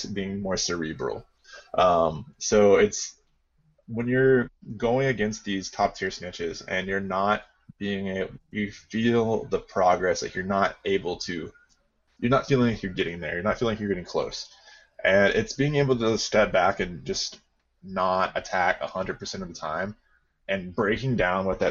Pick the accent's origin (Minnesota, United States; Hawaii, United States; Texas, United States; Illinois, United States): Texas, United States; Waco; I was from Waco originally. That's where I was born and raised